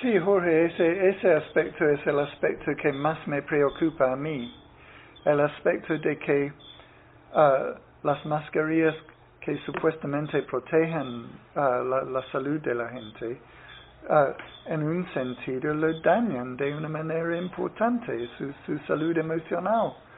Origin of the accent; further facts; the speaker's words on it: Ireland; Spanish is a second language; now in Nicaragua; en mi país, en, Irlanda